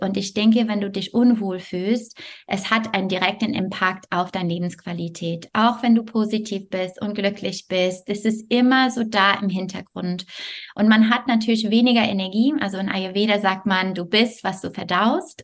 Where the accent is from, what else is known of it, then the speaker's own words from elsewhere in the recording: Montreal, Quebec, Canada; German is a second language; moved away as an adult; also born or lived in France; now in Bonn area, Germany; also ich komme aus Montreal